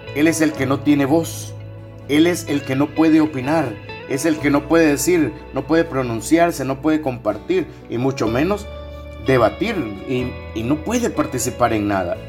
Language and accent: Spanish; El Salvador